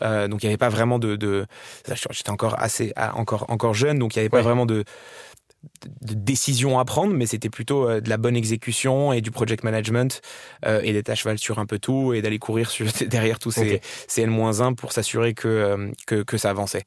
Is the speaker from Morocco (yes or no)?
yes; Marrakesh, Marrakesh-Safi, Morocco; moved away as an adult; also born or lived in Paris, France / Dubai, United Arab Emirates; je suis né, j'ai grandi à Marrakech